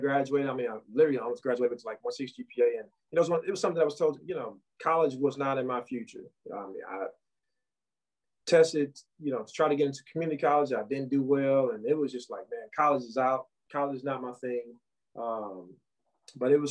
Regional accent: St. Louis, Missouri, United States; I'm originally from St. Louis, the third of seven children.

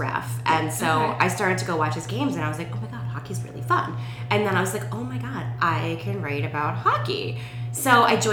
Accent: Rockville, Maryland, United States; moved away as an adult; also born or lived in Thailand / Ohio; I am originally from Rockville, Maryland, so just outside of D.C.

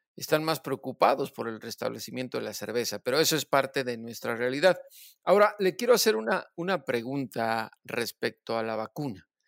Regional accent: Mexico; lo que somos los mexicanos

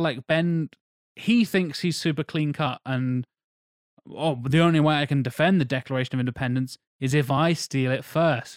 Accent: England, United Kingdom; I'm, I'm English

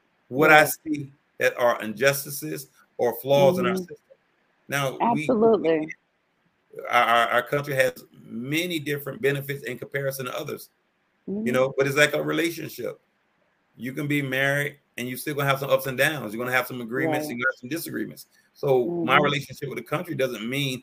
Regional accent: Miami, Florida, United States; I grew up in Miami, Florida

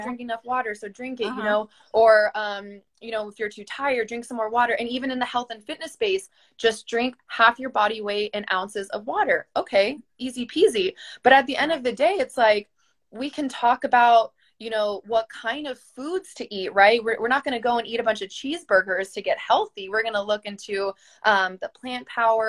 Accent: Texas, United States; I am Mexican German from Texas

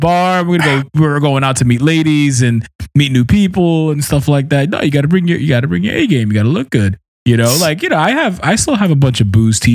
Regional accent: New York City, New York, United States; I was from Brooklyn.

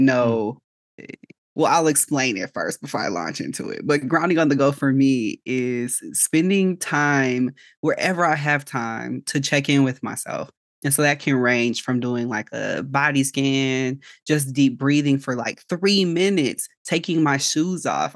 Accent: Chicago, Illinois, United States; now in Georgia, United States; I am originally from Chicago, so I'm licensed in Illinois, but I'm currently living in Georgia

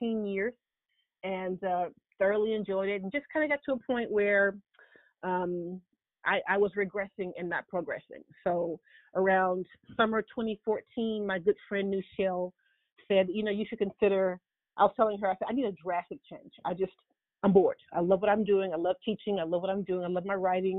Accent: Huntsville, Alabama, United States; moved away as an adult; also born or lived in Florida; I hail from Huntsville, Alabama

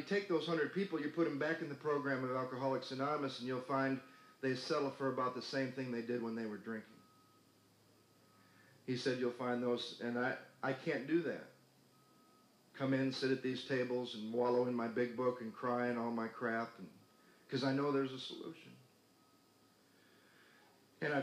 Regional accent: Battle Creek, Michigan, United States; also born or lived in Denver, Colorado; now in Santa Monica, United States; I grew up in Battle Creek, Michigan, and wasn't allowed to eat Kellogg's

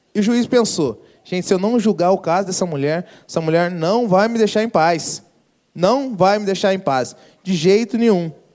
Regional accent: Brazil; Sou brasileiro

